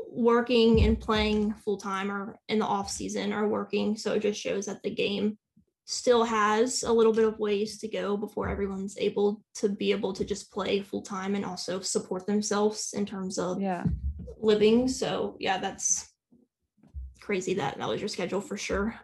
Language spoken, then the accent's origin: English; United States; as an American fan